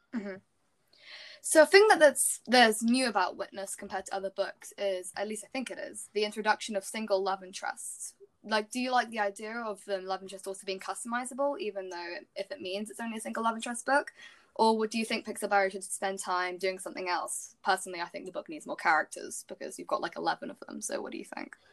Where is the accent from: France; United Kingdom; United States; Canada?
United Kingdom; accent: British; my British accent